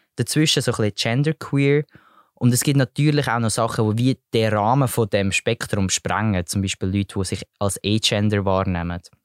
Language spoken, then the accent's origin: German; Switzerland; bei uns in der Schweiz